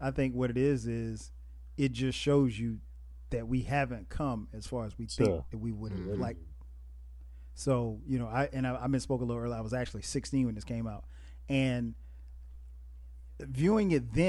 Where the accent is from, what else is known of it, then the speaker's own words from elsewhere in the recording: the South, United States; growing up in the South